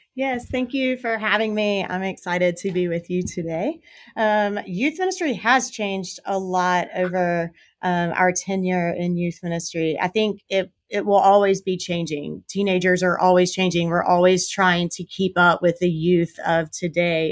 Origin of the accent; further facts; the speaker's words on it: South Carolina, United States; born and raised in South Carolina